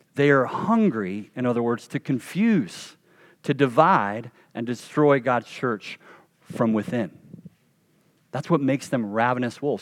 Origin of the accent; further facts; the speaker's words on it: North Carolina, United States; a kid growing up in North Carolina